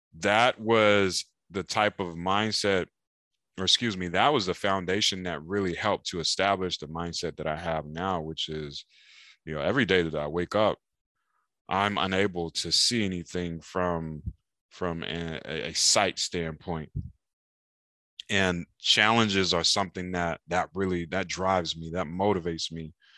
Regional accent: Raleigh, North Carolina, United States; now in San Diego, United States; I'm from Raleigh, North Carolina. and as a kid in Raleigh, I was playing video games, riding bicycles

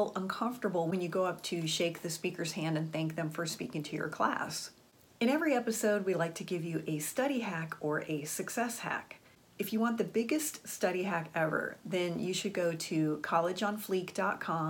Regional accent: Florida, United States; I went to high school in Florida

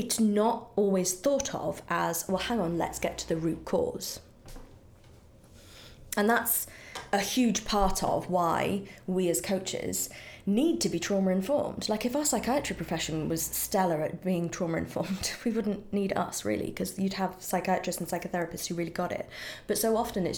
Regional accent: United Kingdom; now in United States; in Britain we have the NHS

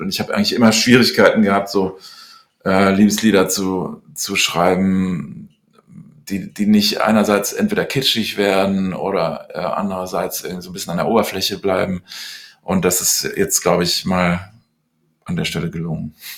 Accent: Cologne, North Rhine-Westphalia, Germany; also born or lived in London, United Kingdom; bin dann mit neun Jahren nach Köln gekommen und habe dann in der, äh, im Gymnasium eine Schülerband

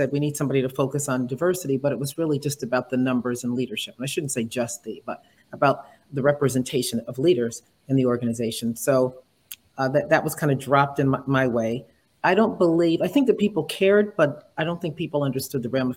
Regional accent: New England, United States; also born or lived in New York area; now in New York, United States; I'm in the New York area, yes, but, you know, born and raised in New England. So my part of me feels like I'm a New Englander

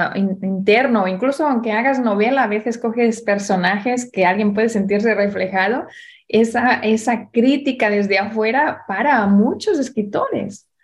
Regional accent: Barcelona, Catalonia, Spain; en España, en Barcelona, donde yo nací

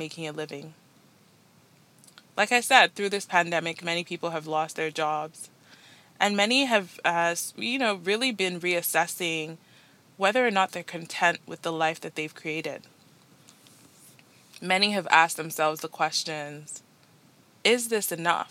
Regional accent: Nigeria; moved away as an adult; now in Toronto, Canada; I'm Nigerian-born, Nigerian-raised, moved to Canada just over 7 years ago

